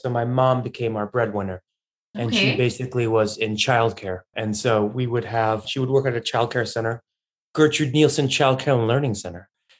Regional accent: Chicago, Illinois, United States; also born or lived in Tehran, Iran / Dubai, United Arab Emirates; And then we moved to Chicago where my brother was going to school, where there are very little Iranians. And we grew up in Chicago.

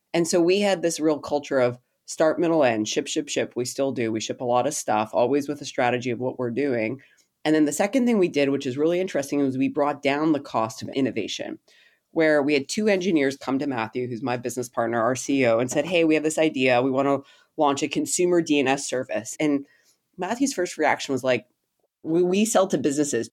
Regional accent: Canada; I'm a Canadian

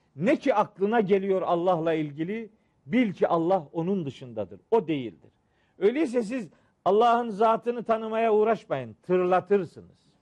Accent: Trabzon, Turkey

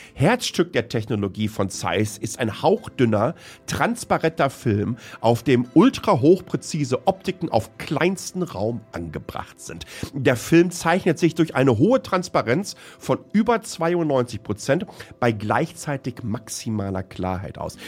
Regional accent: Hamm, North Rhine-Westphalia, Germany; ich komme ja aus dem Ruhrgebiet

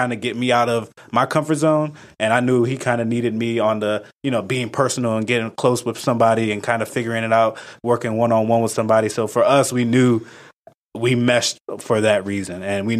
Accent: Ghana; That kind of pushed me to learn more about outside of just being Ghanaian, but also American, Black, had Hispanic friends

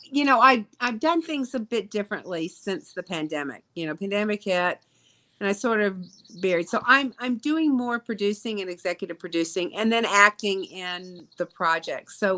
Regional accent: Jackson, Mississippi, United States; I've done my hometown. Come on now, Jackson.

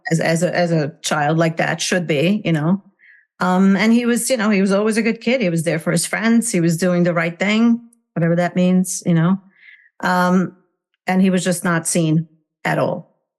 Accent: Hungary; English is a second language; moved away as an adult; now in United States; I was born and raised in Hungary, communist Hungary. And I uh, came to the United States um, when I was 21 years old

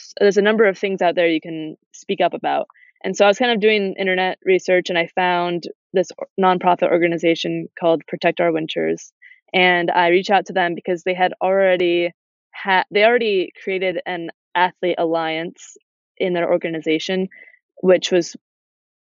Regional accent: Adirondack Park, New York, United States; growing up in the Adirondack Park and being an active kid outside all the time

